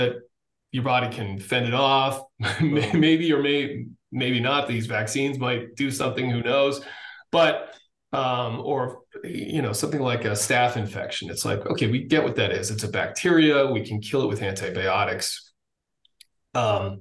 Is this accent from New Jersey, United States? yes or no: no; Massachusetts, United States; I grew up in Massachusetts, went to the Naval Academy